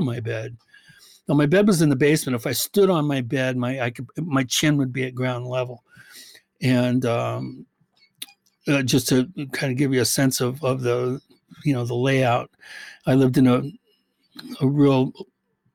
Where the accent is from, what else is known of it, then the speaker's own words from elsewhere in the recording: Medina, Washington, United States; also born or lived in Bellevue, Washington; I grew up in Medina, which is probably one of the most, you know, hoity-toity elite areas, residential areas in the country